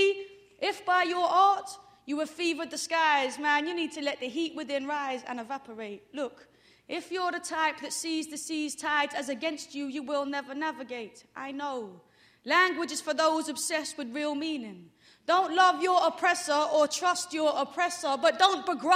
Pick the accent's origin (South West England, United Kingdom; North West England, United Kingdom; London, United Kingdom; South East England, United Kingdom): London, United Kingdom; I'm from London. I'm a long way from home.